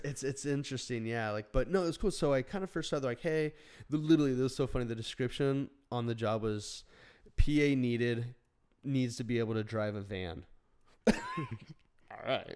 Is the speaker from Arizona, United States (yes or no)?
yes; Phoenix, Arizona, United States; moved away; also born or lived in Burbank, California; we grew up in Phoenix